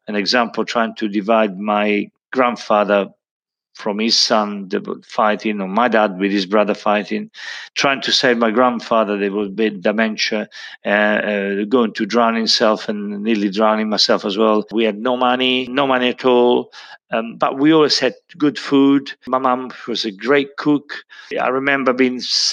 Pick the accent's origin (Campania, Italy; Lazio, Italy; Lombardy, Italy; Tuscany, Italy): Tuscany, Italy; Montepulciano; moved away; I was born in 1952 in Montepulciano, which is Italy, and Tuscany